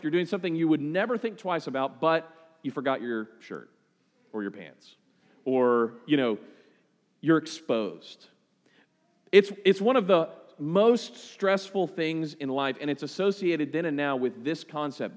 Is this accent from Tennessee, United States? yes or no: no; Oklahoma City, Oklahoma, United States; we're from Oklahoma City. You know, just us country folk from flyover country